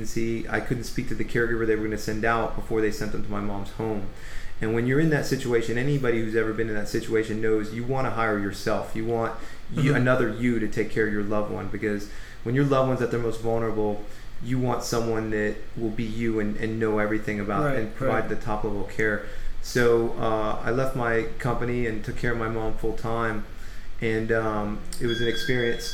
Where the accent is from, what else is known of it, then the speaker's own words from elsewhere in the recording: Gainesville, Florida, United States; also born or lived in Dunellen, New Jersey; now in Orlando, United States; I grew up in a small town called Dunellen and also Gainesville, Florida